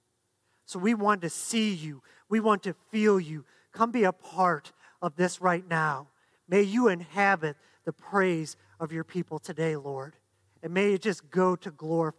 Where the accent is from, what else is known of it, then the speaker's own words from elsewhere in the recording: Ohio, United States; born and raised in Ohio